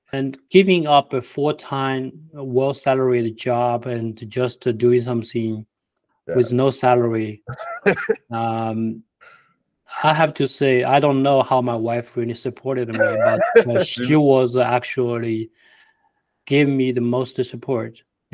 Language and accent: English; China; English is a second language; now in United States; We came from China. We never, you know, had a lot before.